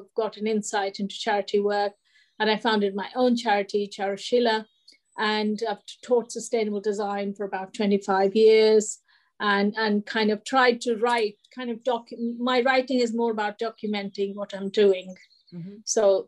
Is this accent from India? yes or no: yes; India; moved away; when I came from India, I thought it would be like wonderful, you know, women and men equal, but no, it wasn't.